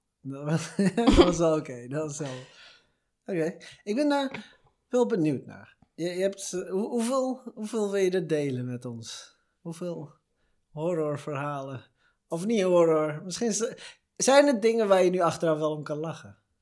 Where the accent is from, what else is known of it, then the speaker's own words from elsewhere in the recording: Veenendaal, Utrecht, Netherlands; we komen uit hetzelfde dorp ook nog, stad, gemeente, dat is het? Gemeente. Iets tussenin. V-City, Veenendaal